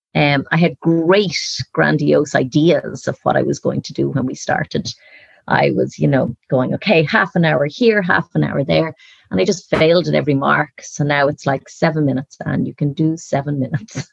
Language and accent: English; Dublin, Leinster, Ireland; moved away as an adult; now in Galway, Ireland; growing up in Dublin